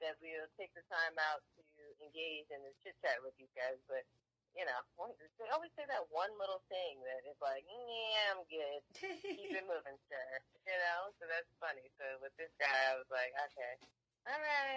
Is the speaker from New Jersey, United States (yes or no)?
yes; New Jersey, United States; I'm from Jersey